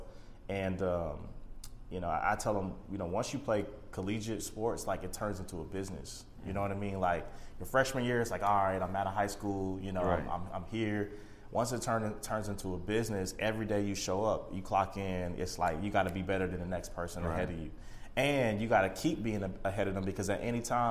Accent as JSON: {"language": "English", "area": "the Midwest", "region": "Kansas", "country": "United States", "said": "I'm originally from the Midwest, okay. You know, home of basketball, you know, KU, Jayhawk basketball and all"}